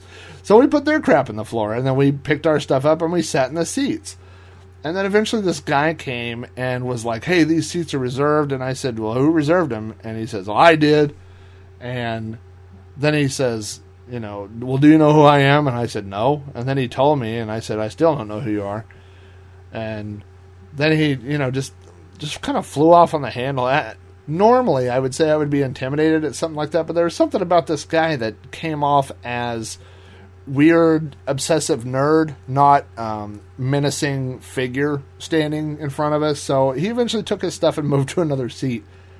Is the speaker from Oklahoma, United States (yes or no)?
yes; Oklahoma, United States; obviously you had people from Denver, I was from Oklahoma, Texas.